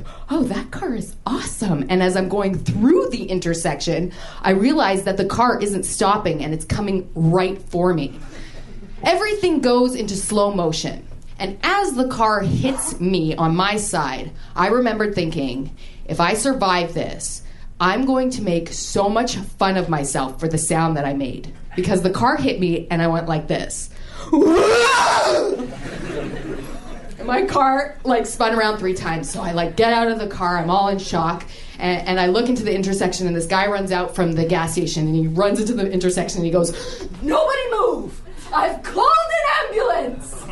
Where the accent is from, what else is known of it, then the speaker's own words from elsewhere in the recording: Canada; I'm Canadian